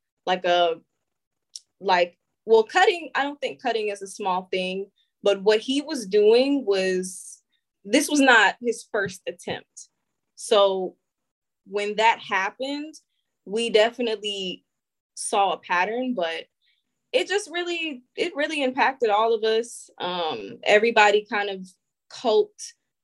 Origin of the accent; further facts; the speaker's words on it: Springfield, Ohio, United States; I'm from Springfield, Ohio